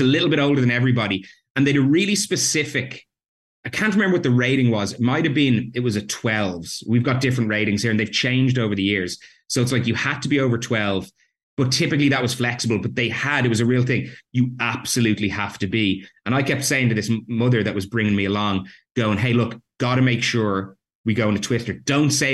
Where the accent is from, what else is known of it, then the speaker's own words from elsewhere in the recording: Ireland; I grew up in Ireland